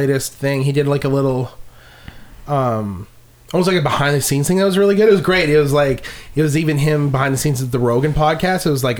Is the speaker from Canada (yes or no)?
yes; Canada; I'm a Canadian